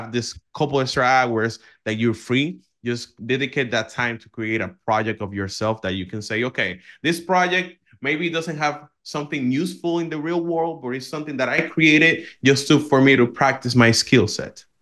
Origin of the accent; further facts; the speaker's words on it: Dominican Republic; I come from the Dominican Republic